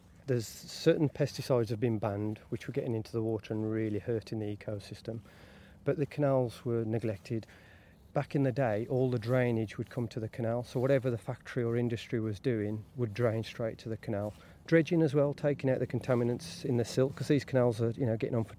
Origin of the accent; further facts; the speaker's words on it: Wolverhampton, West Midlands, United Kingdom; I grew up in Wolverhampton myself.